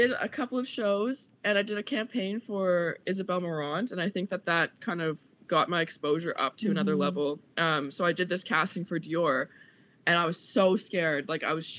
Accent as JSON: {"language": "English", "town": "Halifax", "region": "Nova Scotia", "country": "Canada", "moved": "as an adult", "said": "I'm from Nova Scotia"}